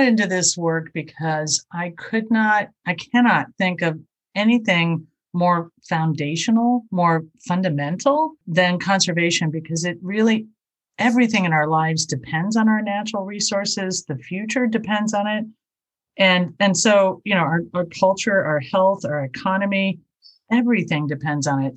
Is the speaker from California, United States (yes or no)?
no; southern Indiana, United States; moved away; also born or lived in Chicago; I grew up in Indiana and it was a southern part of the state